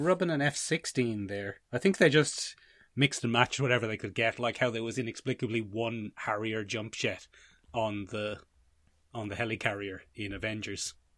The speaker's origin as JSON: {"language": "English", "country": "Ireland"}